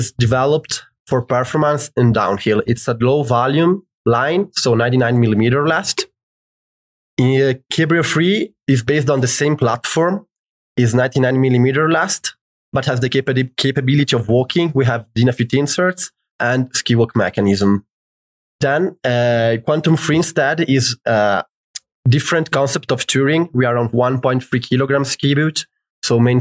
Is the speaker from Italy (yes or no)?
yes; Italy; I come from Italy